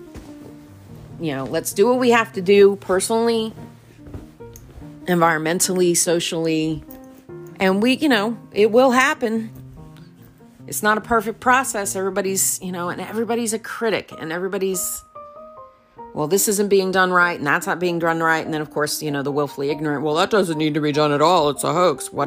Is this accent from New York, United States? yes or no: yes; New York, United States; I'm a New Yorker